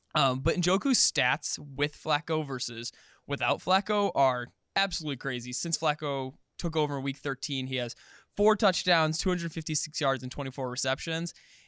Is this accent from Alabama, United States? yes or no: no; Rochester, New York, United States; So I'm from Rochester, which is near Buffalo and near Cleveland.